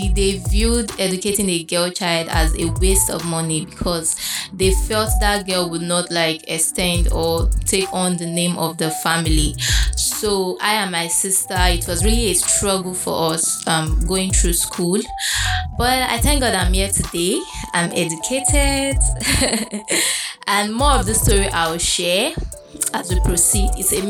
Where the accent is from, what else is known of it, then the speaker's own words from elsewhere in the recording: Auchi, Edo, Nigeria; I was born and raised in Auchi, a small town in Edo State. My parents were educators.